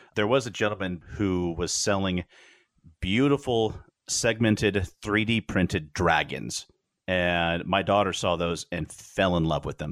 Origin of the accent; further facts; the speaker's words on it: Wichita, Kansas, United States; we were growing up in Wichita